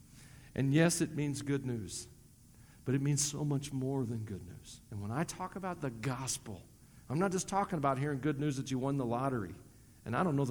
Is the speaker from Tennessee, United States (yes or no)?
yes; Tennessee, United States; accent: southern twang; moved away as an adult; also born or lived in Colorado; now in Wyoming, United States; I'm from Tennessee. It comes out a lot of times. You hear the southern twang